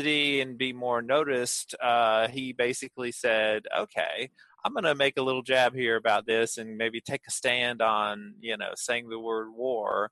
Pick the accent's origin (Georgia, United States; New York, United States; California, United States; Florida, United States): Georgia, United States; I grew up in Georgia.